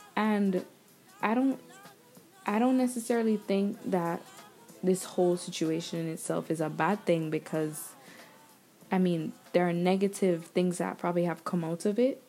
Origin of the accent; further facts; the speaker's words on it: Jamaica; moved away; growing up where I grew up in Jamaica and learning the things I learned in school there